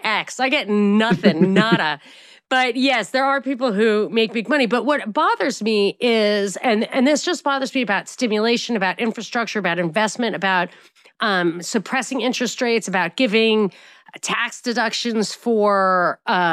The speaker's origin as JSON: {"language": "English", "country": "United States", "said": "I'm American"}